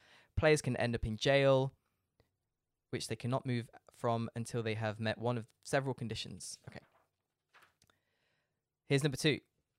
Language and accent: English; Leicester, East Midlands, United Kingdom; I did find that on Wikipedia, but I'm not American, so I said Cluedo. it was invented in Birmingham in England in 1943. There you go. Birmingham is quite near where I'm from in Leicester.